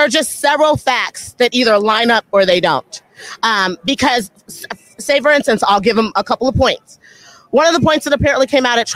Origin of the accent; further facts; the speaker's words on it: Los Angeles, California, United States; I'm from Los Angeles.